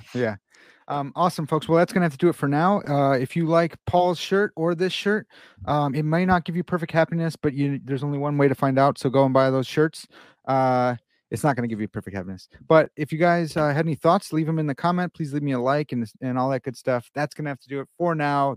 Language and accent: English; Chicago, Illinois, United States; I'm from Chicago